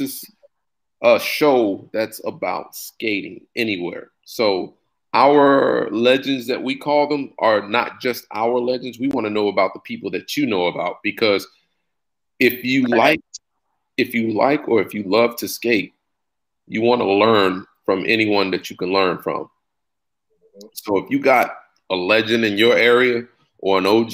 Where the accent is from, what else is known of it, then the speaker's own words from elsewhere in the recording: St. Louis, Missouri, United States; now in Dallas, United States; I'm from St. Louis, but I live in Dallas